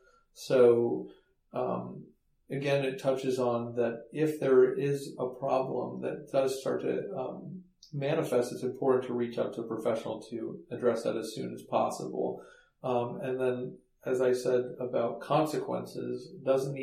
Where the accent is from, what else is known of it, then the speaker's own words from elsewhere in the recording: Palo Alto, California, United States; moved away as an adult; also born or lived in Baltimore; I was one of those kids that was kind of sheltered growing up in Palo Alto